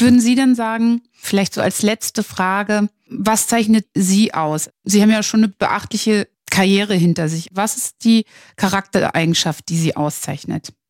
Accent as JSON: {"language": "German", "region": "Northern Germany", "country": "Germany", "said": "ich als Norddeutsche"}